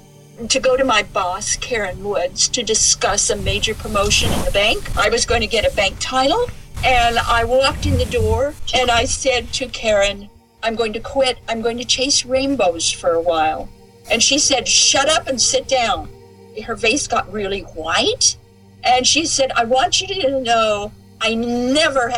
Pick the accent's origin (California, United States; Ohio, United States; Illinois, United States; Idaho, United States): Idaho, United States; Southern; we're Westerners. We come from Idaho, Southern Idaho.